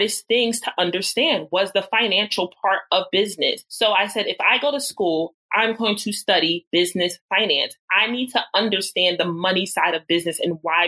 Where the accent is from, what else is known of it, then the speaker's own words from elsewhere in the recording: Philadelphia, Pennsylvania, United States; going back to my hometown, Philadelphia, and got a job in healthcare